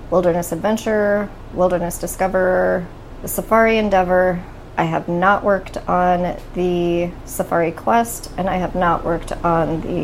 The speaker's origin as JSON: {"language": "English", "town": "Anchorage", "region": "Alaska", "country": "United States", "tie": "born or raised there", "said": "I grew up in Peters Creek, which doesn't have a zip code, but it's in the municipality of Anchorage, South Central Alaska. It's on the road system."}